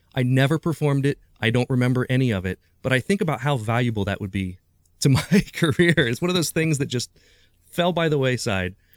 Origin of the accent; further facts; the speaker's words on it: Urbana, Ohio, United States; also born or lived in Springfield, Ohio; I was born in Springfield, Ohio, but I grew up in Urbana, Ohio